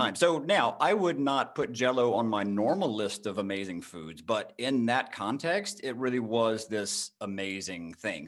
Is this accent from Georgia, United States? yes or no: yes; Jasper, Georgia, United States; I grew up in North Georgia in a little town called Jasper